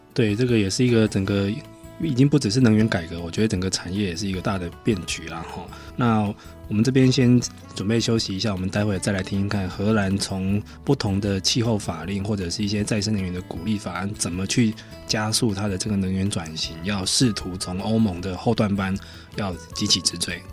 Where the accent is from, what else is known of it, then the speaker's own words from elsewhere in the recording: Taiwan; 我们台湾是地震大国啦